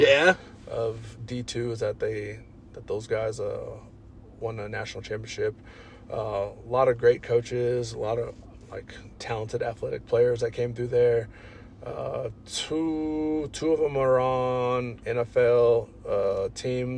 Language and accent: English; Colorado Springs, Colorado, United States; also born or lived in Los Angeles, California / Alamosa, Colorado / Pueblo, Colorado; I was moved by my mother out here to Colorado Springs and have been here since then